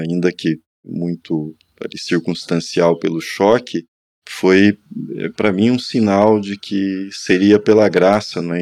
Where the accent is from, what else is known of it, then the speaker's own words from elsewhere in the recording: interior of Paraná, Brazil; moved away; eu fiz no interior do Paraná, de onde eu sou, na minha própria cidade